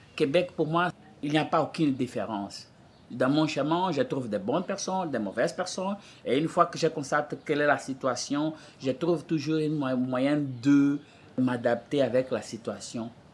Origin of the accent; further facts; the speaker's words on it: Angola; French is a second language; moved away as an adult; now in Montreal, Canada; J'ai quitté l'Angola, on est passé pour les États-Unis